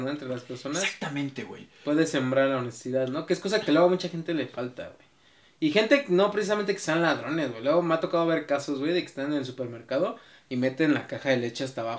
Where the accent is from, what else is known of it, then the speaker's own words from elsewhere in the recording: Mexico City, Mexico; nosotros somos de la Ciudad de México